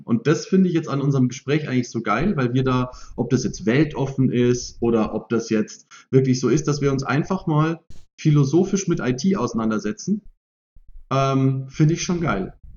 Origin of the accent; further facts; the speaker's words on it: Germany; als Deutsche